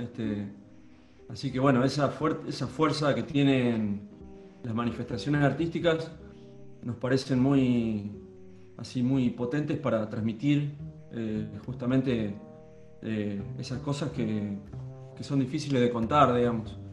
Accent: Litoral, Santa Fe, Argentina; Nosotros somos del litoral, de Santa Fe, donde empieza el litoral

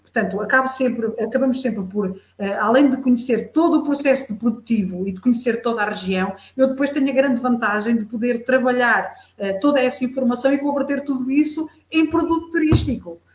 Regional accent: Fundão, Centro, Portugal; eu sou beirã, sou beirã, sou da beira baixa, da beira interior

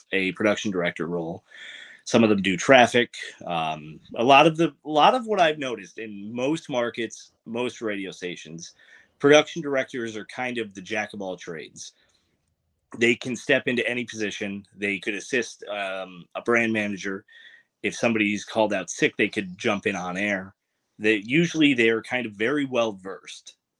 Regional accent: Troy, New York, United States; from Troy Lansingburg, um, if anybody is from there, uh, Corliss Park area

